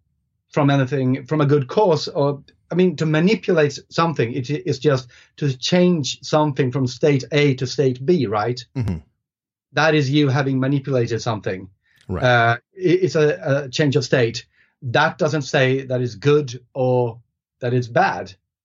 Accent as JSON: {"language": "English", "country": "Sweden", "first_language": "Swedish", "second_language": "English", "said": "So the thing is, in Swedish, which is my first language, we only have one word for it."}